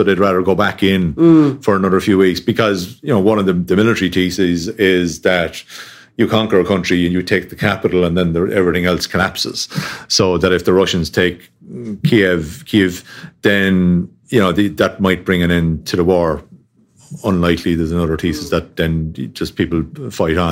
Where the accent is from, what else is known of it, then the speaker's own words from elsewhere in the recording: Tipperary, Ireland; I grew up down in Tipperary, which is about 2.5 hour drive from the border